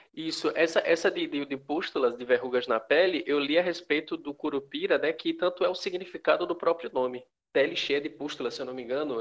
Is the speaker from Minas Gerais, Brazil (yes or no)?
no; Pernambuco, Brazil; nós somos de Pernambuco.